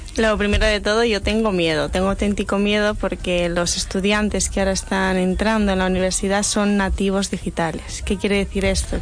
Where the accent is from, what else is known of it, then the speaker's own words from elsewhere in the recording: Santander, Cantabria, Spain; yo soy de Santander, una ciudad